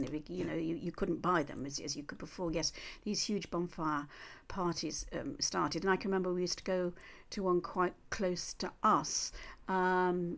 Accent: Cheshire, North West England, United Kingdom; I come from Cheshire

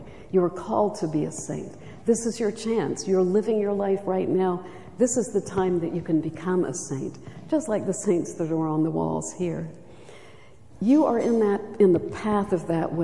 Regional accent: Charleston, South Carolina, United States; I was raised in Charleston, South Carolina, beautiful city

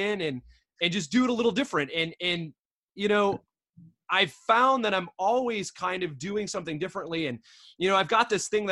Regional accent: Michigan, United States; moved away; I'm from Michigan originally, right? So I grew up a Midwest punk

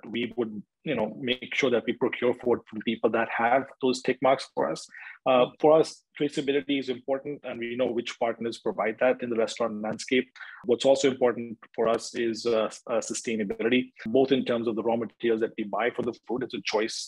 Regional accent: India; moved away as an adult; also born or lived in Canada / United States / Europe; I was born and raised in India, and I finished my university in Canada

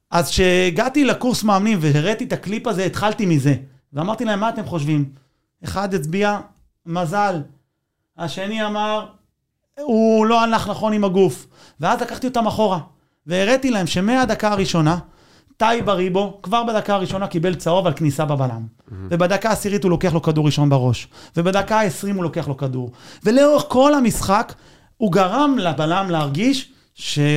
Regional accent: Israel; אני, אני ישראלי, אבל בלב אני ארגנטינאי

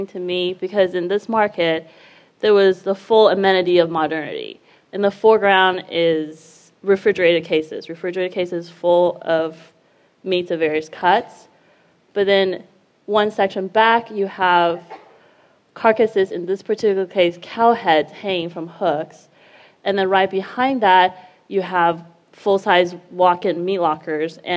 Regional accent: Taipei, Taiwan; moved away; I was raised in Taiwan, Taipei

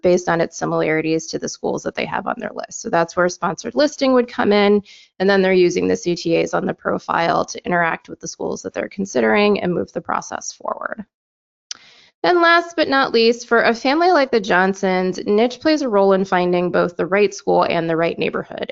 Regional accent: Michigan, United States; my home state of Michigan

